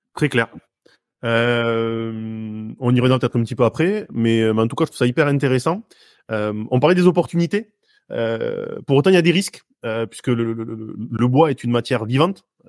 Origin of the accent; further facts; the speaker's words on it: Hautes-Pyrénées, Occitania, France; je suis originaire des Hautes-Pyrénées, donc le bois, pas loin du Gers